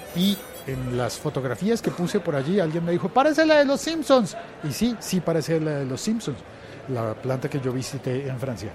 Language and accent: Spanish; Colombia; en Colombia, en eh, mi país